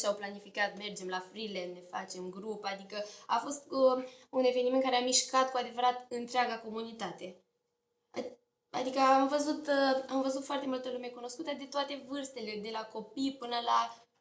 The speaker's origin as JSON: {"language": "Romanian", "town": "Slobozia", "region": "Ialomița County", "country": "Romania", "said": "orașul Slobozia"}